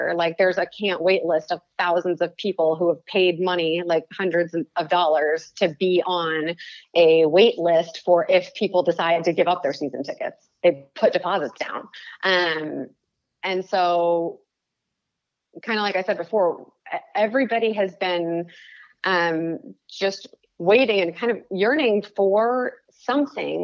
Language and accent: English; Chicago, Illinois, United States; now in Las Vegas, United States; I grew up in Chicago. I moved here 18 years ago